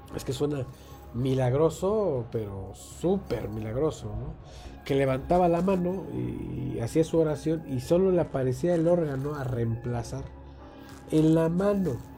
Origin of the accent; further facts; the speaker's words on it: Mexico; aquí en México